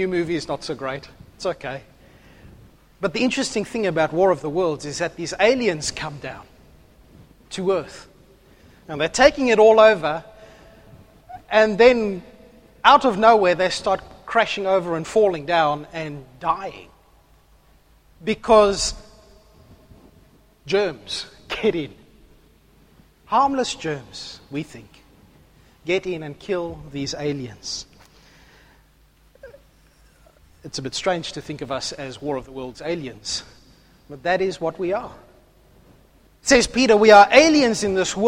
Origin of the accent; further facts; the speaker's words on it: South Africa; now in Australia; I'm South African.